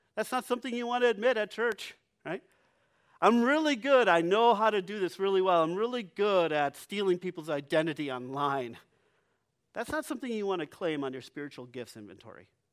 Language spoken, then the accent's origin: English; United States; we value beauty as American culture